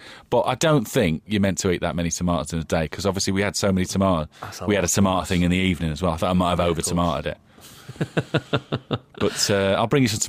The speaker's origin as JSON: {"language": "English", "town": "Wolverhampton", "region": "West Midlands", "country": "United Kingdom", "tie": "born or raised there", "also_born_or_lived": "Manchester", "moved": "as an adult", "said": "I'm from Wolverhampton. I lived in Manchester for 20 years."}